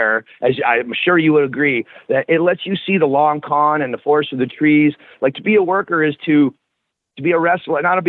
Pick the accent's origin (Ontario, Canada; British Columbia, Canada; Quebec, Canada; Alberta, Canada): Ontario, Canada; Orangeville; born or raised there; now in Las Vegas, United States